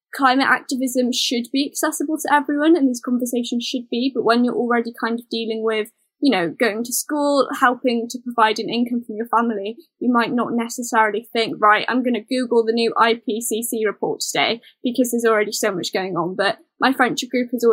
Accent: South Wales Valleys, United Kingdom; are based in the South Wales Valleys

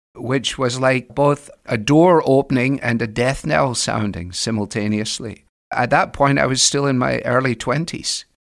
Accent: Scotland, United Kingdom; moved away as an adult; now in United States; especially when I was here from Scotland in the 80s at the beginning

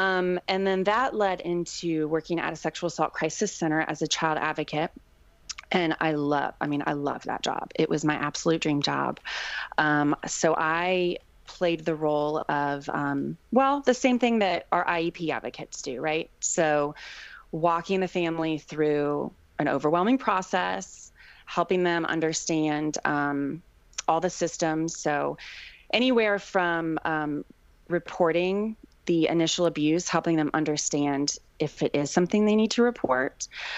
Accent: East Coast, United States; now in Seattle, United States; We're originally from the East Coast, but Seattle is home now.

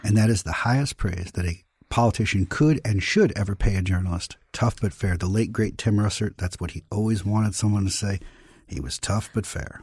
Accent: New York, United States; I'm a Democrat from New York

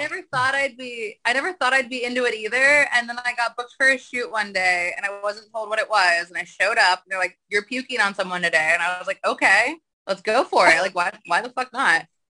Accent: the Valley, California, United States; I grew up in the valley of Cal, like in the valley, like California.

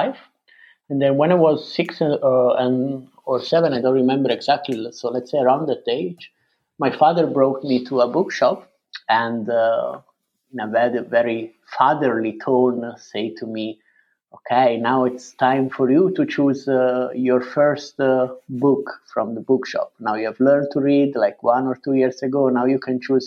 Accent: Italy; moved away as an adult; also born or lived in United Kingdom; now in Berlin, Germany; I come from Italy, but I have been living in Berlin for the last 10 years

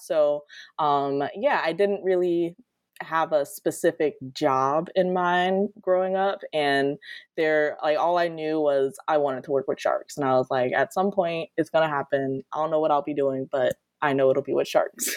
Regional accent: Detroit, Michigan, United States; moved away as an adult; now in Florida, United States; I'm originally from Detroit, Michigan

